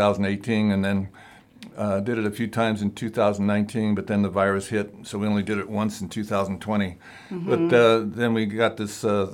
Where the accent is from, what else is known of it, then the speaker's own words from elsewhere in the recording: Coeur d'Alene, Idaho, United States; also born or lived in Texas / Los Angeles; when I grew up in Coeur d'Alene, I went to all 12 years of school here